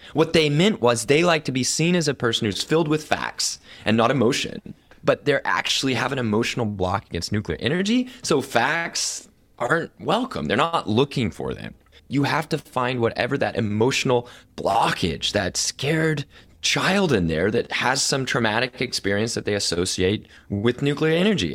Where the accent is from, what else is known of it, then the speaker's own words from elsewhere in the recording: Oklahoma City, Oklahoma, United States; I'm born and raised in Oklahoma City, Oklahoma